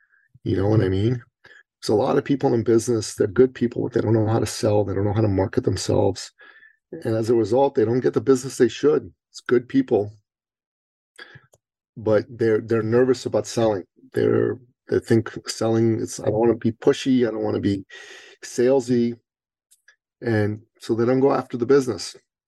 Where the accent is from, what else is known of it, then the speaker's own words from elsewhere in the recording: Iran; now in Canada; I'm originally an immigrant from the Middle East to Canada. And I'm a Christian from Iran.